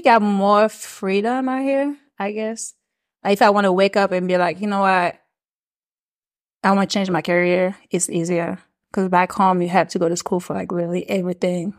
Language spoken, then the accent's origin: English; Switzerland; first language French; English is a second language; moved away as an adult; also born or lived in Maryland, United States; now in Atlanta, United States; So, I was born in Maryland, but I grew up overseas in Switzerland.